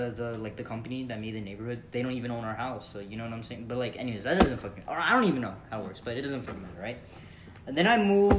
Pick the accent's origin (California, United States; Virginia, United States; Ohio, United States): Virginia, United States; Richmond; I moved from, I was born in Virginia.